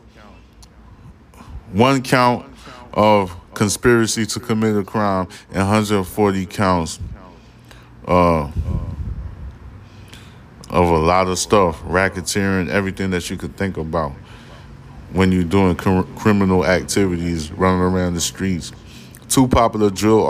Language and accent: English; New York City, New York, United States; I'm from Brooklyn